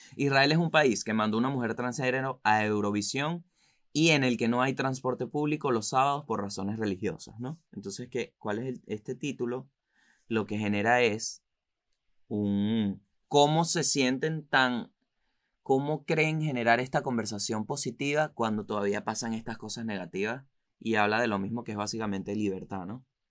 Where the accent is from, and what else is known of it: Venezuela; moved away